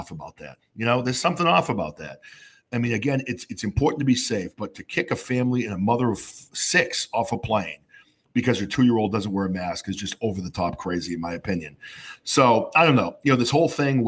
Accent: New Hampshire, United States; now in Massachusetts, United States; I grew up in New Hampshire where the state motto is live free or die.

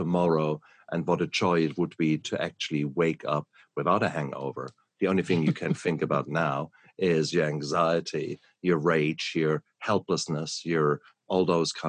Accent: Germany; moved away; I come from Germany, next door to the Netherlands

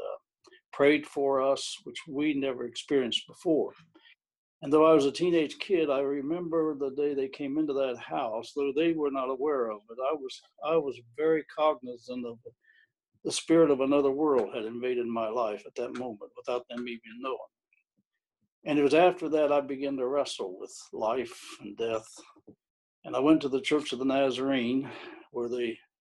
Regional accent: Irwin, Ohio, United States; also born or lived in Mingo, Champaign County, Ohio; I was born and raised in actually Irwin, Ohio for the first 15 years. And then we moved over toward Champaign County in a little place called Mingo.

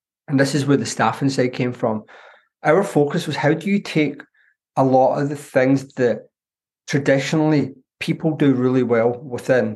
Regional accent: Glasgow, Scotland, United Kingdom; accent: Glaswegian; As you can tell from my accent, I'm a Glaswegian.

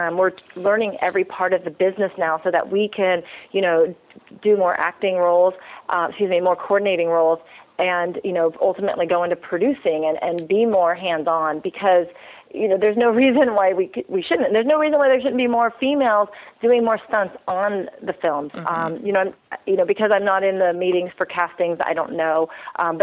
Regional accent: California, United States; I've born and raised in California

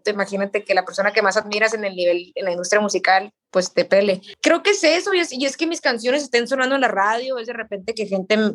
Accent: Sonora, Mexico; Yo soy de Sonora.

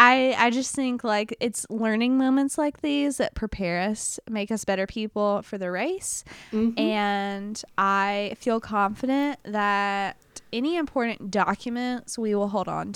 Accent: the South, United States; accent: southern; We're stupid Americans. I'm sorry. Like, listen to my southern accent.

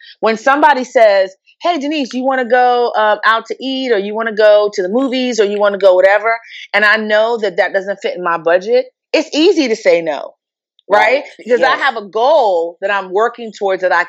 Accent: New York City, New York, United States; moved away as an adult; also born or lived in Jamaica / Abilene, Texas; I am from originally born in Jamaica, but grew up in New York City

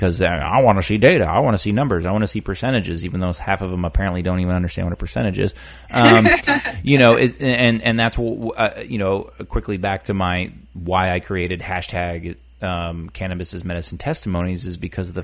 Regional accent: Maine, United States; born or raised there; moved away

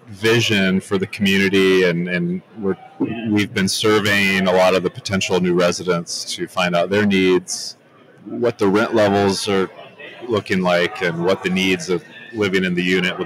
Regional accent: Midwest, United States; now in West Palm Beach, United States; So I'm from Michigan, Indiana, Midwest. Lived in Florida for 6 years.

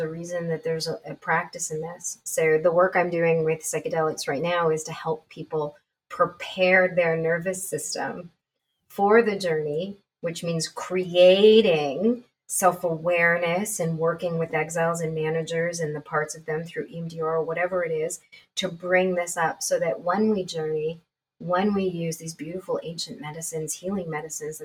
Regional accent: Canada; I'm Canadian

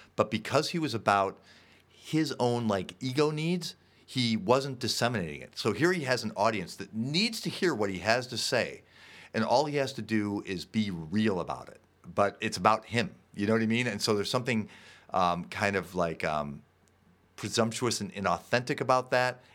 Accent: Park Ridge, Illinois, United States; I grew up in Park Ridge, Illinois here

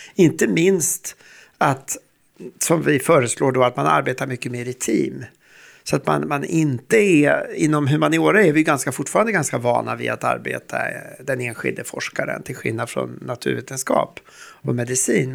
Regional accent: Sweden; vi som svenskar, vi som nordbor och vi som Uppsala forskare

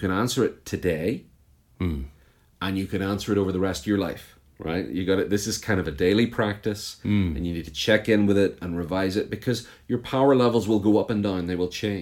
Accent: Belfast, Northern Ireland, United Kingdom; moved away as an adult; now in United States; I was born just outside Belfast in what some people call Northern Ireland and other people call the North of Ireland. And I grew up there, and I've been in the US for the last 10 years, but I lived the first 33 years of my life in and around Belfast.

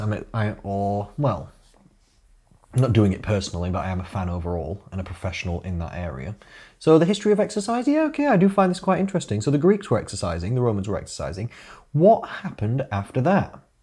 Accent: Rotherham, Yorkshire and the Humber, United Kingdom; now in Sheffield, United Kingdom; I was born in Rotherham, meaning I am a Rother dog.

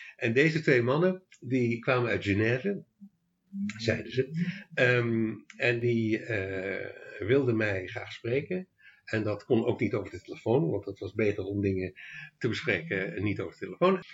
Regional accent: Leiden, South Holland, Netherlands; born or raised there; moved away as an adult; also born or lived in Australia / Amsterdam / The Hague; now in Achterhoek, Netherlands

